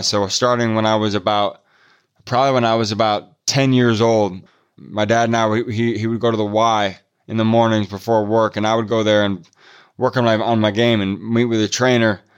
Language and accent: English; Midwest, United States; also born or lived in Pasadena, California; I'm from the Midwest, and so it's cold in the winter here